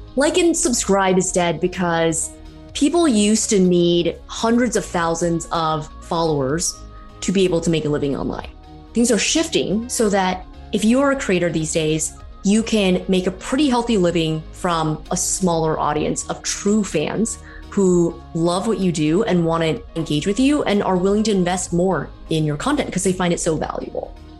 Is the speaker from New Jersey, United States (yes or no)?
no; San Francisco Bay Area, California, United States; also born or lived in New York; now in Toronto, Canada; I'm from the San Francisco Bay Area originally, born and raised